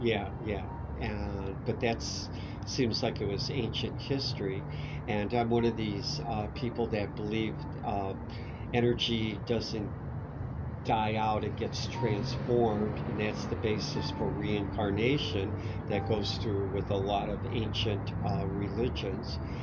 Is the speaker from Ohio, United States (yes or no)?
yes; Cleveland, Ohio, United States; I grew up in Cleveland, Ohio